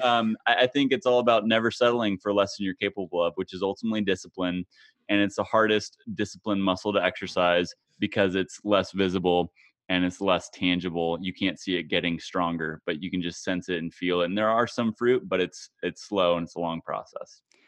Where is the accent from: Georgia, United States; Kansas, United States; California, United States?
Kansas, United States; my home state of Kansas